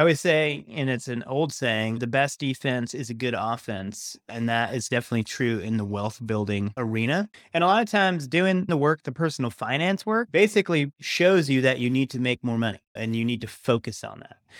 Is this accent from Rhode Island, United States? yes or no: yes; Rhode Island, United States; also born or lived in Massachusetts; I was born in Rhode Island, went to college in Massachusetts.